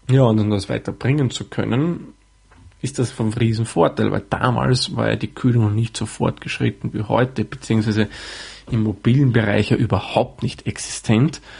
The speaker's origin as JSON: {"language": "German", "country": "Austria", "said": "man vermutlich etwas an meiner Aussprechweise heraushören kann oder vermuten kann, sagen wir mal so, komme ich aus Österreich."}